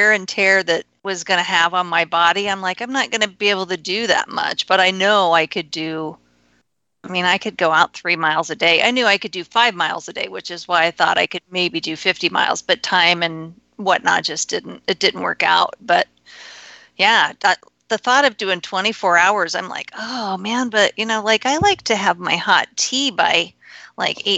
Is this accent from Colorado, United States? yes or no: yes; Colorado, United States; moved away as an adult; I grew up in Colorado, lived in Colorado forever